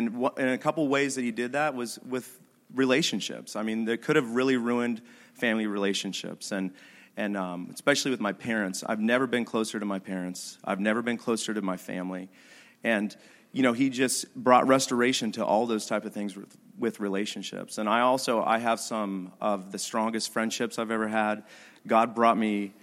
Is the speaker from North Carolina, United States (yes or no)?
no; Idaho, United States; I'm from Idaho